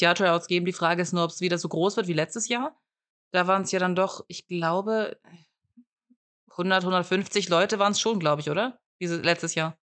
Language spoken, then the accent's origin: German; near Stuttgart, Baden-Württemberg, Germany; ich komme ja auch aus der Nähe von Stuttgart und aus der weiteren Umgebung von Stuttgart